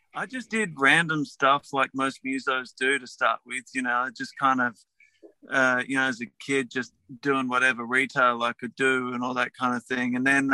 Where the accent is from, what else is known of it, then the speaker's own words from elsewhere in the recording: Adelaide, South Australia, Australia; moved away as an adult; also born or lived in Melbourne / Glasgow; I kind of grew up in the outer suburbs of Melbourne for till I was about eight, and then my folks moved back to Adelaide. So I did the rest of my growing up in Adelaide, and it's a small town.